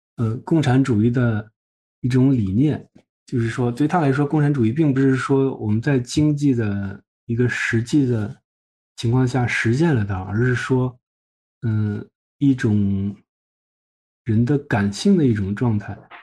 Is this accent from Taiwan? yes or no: no; China; 对我们中国人阅读来说